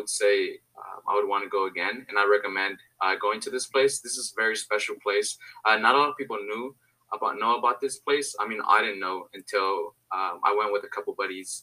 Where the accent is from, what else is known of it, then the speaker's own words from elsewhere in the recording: Santa Monica, California, United States; also born or lived in Mexico; my hometown, Santa Monica